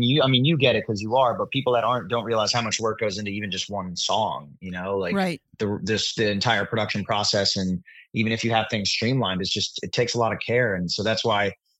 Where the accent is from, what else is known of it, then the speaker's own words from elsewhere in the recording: Philadelphia Main Line, Pennsylvania, United States; now in Nashville, United States; I'm from the Philadelphia main line